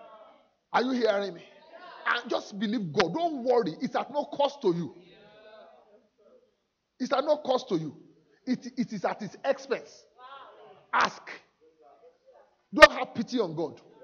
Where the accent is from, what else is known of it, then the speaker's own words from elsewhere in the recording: Nigeria; now in United Kingdom; as a Nigerian